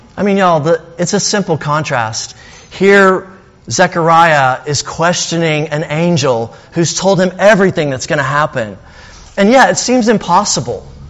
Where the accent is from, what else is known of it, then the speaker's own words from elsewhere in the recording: Alabama, United States; now in Castro Valley, United States; I'm from Alabama